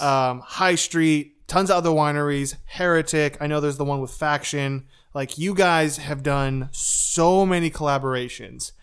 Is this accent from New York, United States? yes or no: no; Lemoore, California, United States; moved away; back home in Lemoore